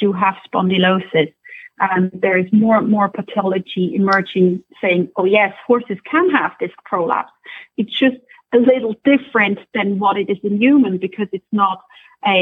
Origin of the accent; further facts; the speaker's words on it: Switzerland; accent: Scottish; also born or lived in Scotland; now in Ireland; I'm originally from Switzerland. Then I used to work in Scotland for a while, for several years, and now we're in Ireland